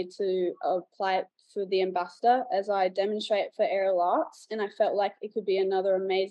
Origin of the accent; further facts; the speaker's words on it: Sunshine Coast, Queensland, Australia; I'm from the Sunshine Coast, Australia, and I've been dancing at Beats Per Minute since 2008.